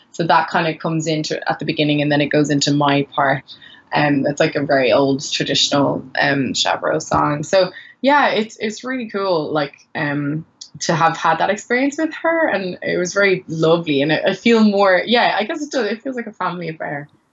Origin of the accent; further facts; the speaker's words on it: Maynooth, Leinster, Ireland; also born or lived in Sierra Leone / Gambia; I grew up in Maynooth.